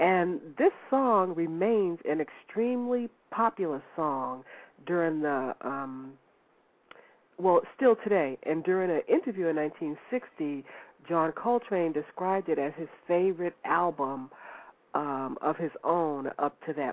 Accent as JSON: {"language": "English", "region": "North Carolina", "country": "United States", "said": "I'm from North Carolina"}